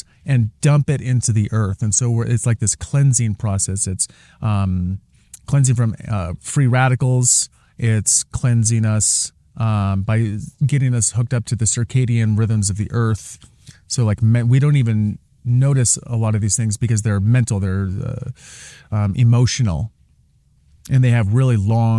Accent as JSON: {"language": "English", "town": "Portland", "region": "Oregon", "country": "United States", "tie": "born or raised there", "also_born_or_lived": "Seattle / Sedona", "said": "growing up in Portland"}